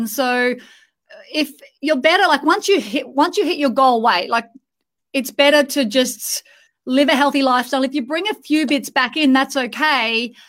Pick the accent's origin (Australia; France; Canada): Australia; now in Dubai, United Arab Emirates; We're in Dubai at the moment, so we're missing an Australian accent, so Abby, we feel like we're at homesick.